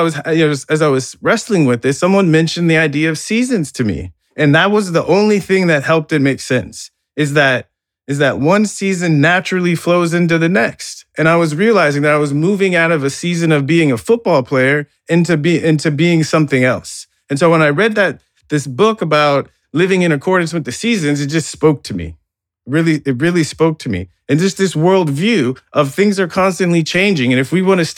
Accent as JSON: {"language": "English", "country": "United States", "tie": "born or raised there", "said": "growing up in America"}